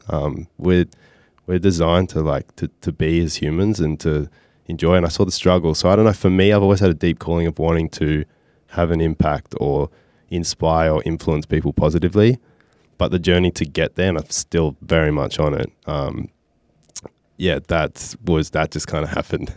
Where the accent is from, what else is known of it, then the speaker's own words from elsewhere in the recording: Byron Bay, New South Wales, Australia; I grew up in Byron Bay